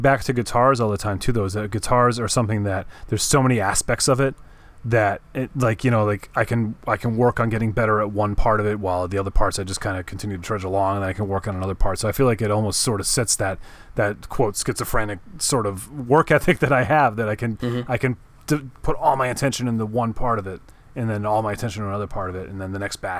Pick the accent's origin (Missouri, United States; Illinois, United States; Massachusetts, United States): Massachusetts, United States; born there; Oh, yeah. I was born in Massachusetts. You know, I mean, can't help it.